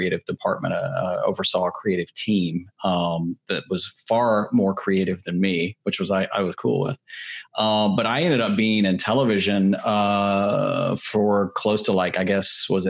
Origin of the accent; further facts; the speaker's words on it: Nashville, Tennessee, United States; I'm originally from Nashville, Tennessee